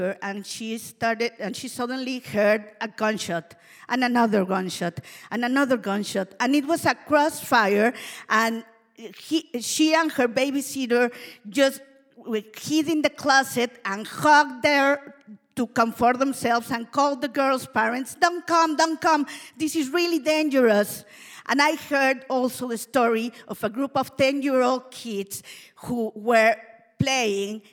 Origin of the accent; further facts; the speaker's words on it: Mexico City, Mexico; moved away; I am a Mexican. I was born and raised in Mexico City